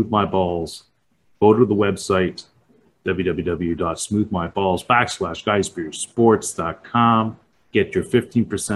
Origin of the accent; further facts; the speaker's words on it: Canada; in our country, in Canada